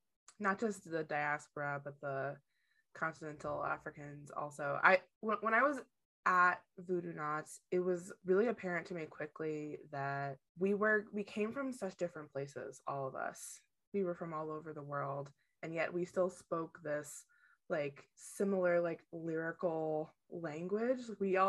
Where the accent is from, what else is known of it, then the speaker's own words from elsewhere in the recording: East Tennessee, United States; For listeners who don't know, I'm from East Tennessee.